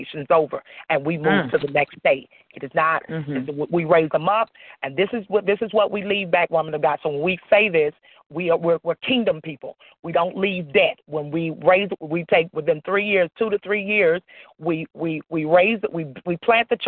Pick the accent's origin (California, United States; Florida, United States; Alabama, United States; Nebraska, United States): Florida, United States; moved away as an adult; also born or lived in Atlanta, Georgia; now in Virginia, United States; I'm originally from Florida